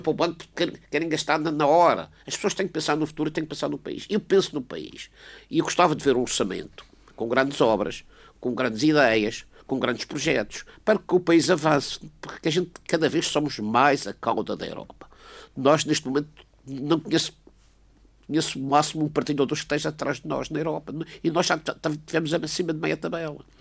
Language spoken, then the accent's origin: Portuguese; Portugal; eu, como português